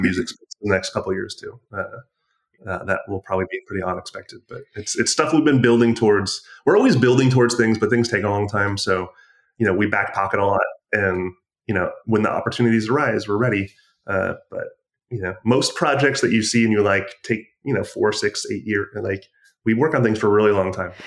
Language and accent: English; Michigan, United States; I'm from Michigan